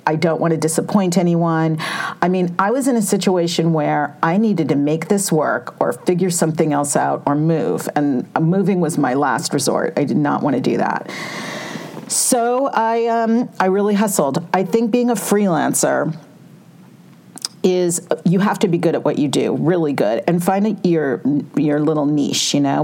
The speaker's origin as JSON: {"language": "English", "region": "California", "country": "United States", "tie": "born or raised there", "said": "growing up in California"}